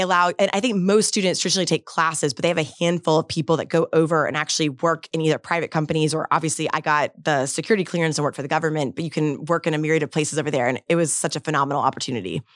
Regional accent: Bradenton, Florida, United States; also born or lived in Tallahassee, Florida; native Floridian, born and raised in Bradenton, Florida

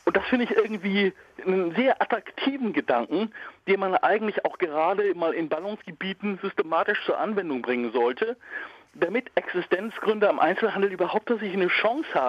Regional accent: Berlin, Germany; ich komme aus Berlin und pendel aber zwischen Berlin und St. Peter immer hin und her.

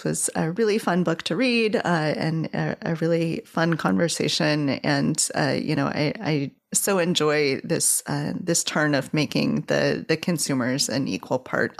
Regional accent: Chicago, Illinois, United States; as a Chicagoan

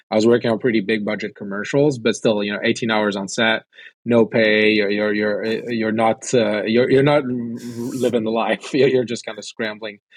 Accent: France; also born or lived in Sweden / United States / China; I'd say uh, I grew up in France and Sweden. Uh, went to the U.S. where I studied film.

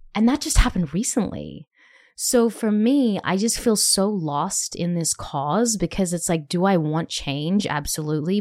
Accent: Australia; now in Nashville, United States; being an Australian

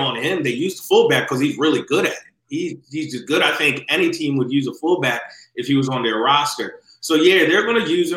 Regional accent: Philadelphia, Pennsylvania, United States; moved away; I'm a Philadelphian, true and true

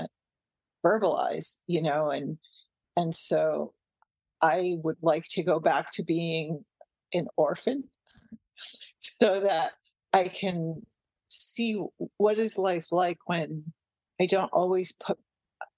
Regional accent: Westwood, Massachusetts, United States; born or raised there; moved away as an adult; now in Santa Cruz, United States

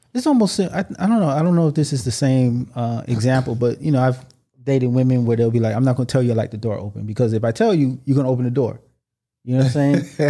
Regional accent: United States; I was born in America

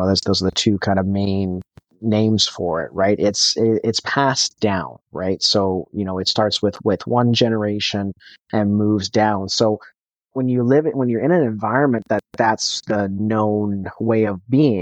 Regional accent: Canada; I'm from Canada

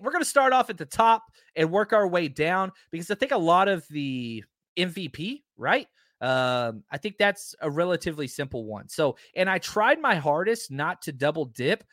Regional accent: Texas, United States; now in California, United States; I grew up in Texas where there were no mountains.

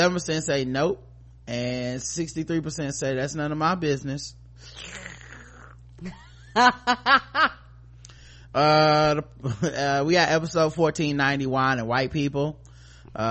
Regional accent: Arkansas, United States; I'm 27 years old. I grew up in Arkansas, and my parents sacrificed a lot to put me and my siblings in private, mostly white Christian school.

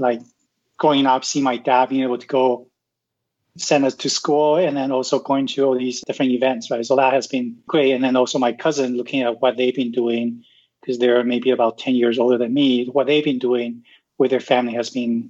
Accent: Vancouver, British Columbia, Canada; So I'm from Canada, so we live in Vancouver, which is one of the most expensive cities in the world.

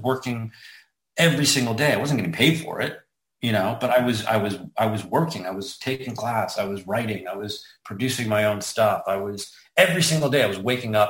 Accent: Toronto, Ontario, Canada; moved away as an adult; now in Los Angeles, United States; I was born and raised in Toronto, Canada. I moved

